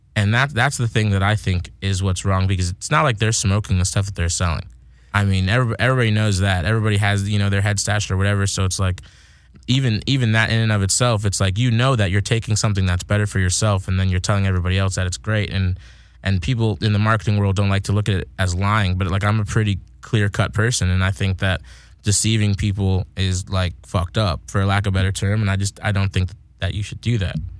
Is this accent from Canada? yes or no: no; Massachusetts, United States; now in California, United States; I'm from Massachusetts